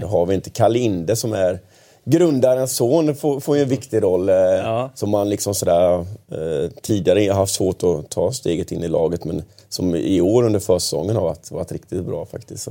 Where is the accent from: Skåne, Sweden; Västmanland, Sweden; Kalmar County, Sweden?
Kalmar County, Sweden; Kalmar; now in Stockholm, Sweden; Jag kommer från en division två-förening hemma i Kalmar